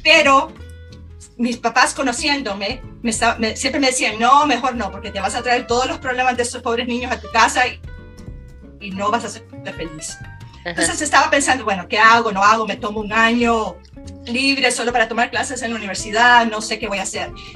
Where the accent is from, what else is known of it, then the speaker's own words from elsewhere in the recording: Tegucigalpa, Francisco Morazán, Honduras; moved away as an adult; nací, crecí en Tegucigalpa